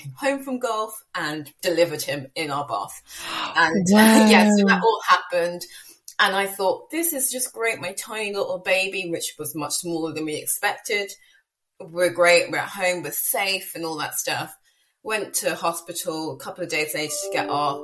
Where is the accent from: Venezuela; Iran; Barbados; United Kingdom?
United Kingdom; moved away as an adult; Me by my accent, obviously I'm from the UK, but I've lived in the island for the past 6 years.